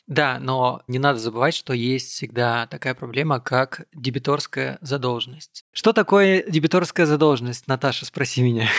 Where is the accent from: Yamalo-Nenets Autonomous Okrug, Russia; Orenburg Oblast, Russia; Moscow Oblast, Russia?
Yamalo-Nenets Autonomous Okrug, Russia; Salekhard; я человек, который вырос на севере, в Салихарде